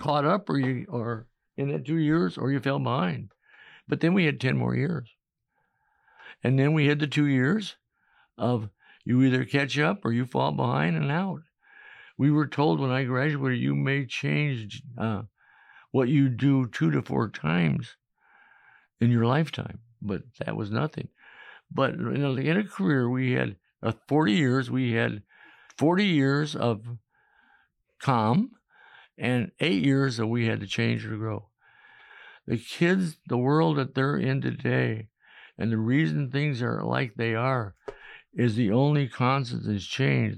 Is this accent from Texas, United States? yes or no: no; Chicago, Illinois, United States; moved away as an adult; also born or lived in New York; now in Manhattan, Kansas, United States; I was from Chicago